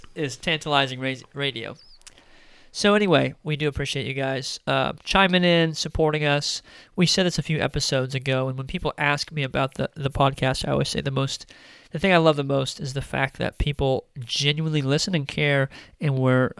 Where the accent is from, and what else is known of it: United States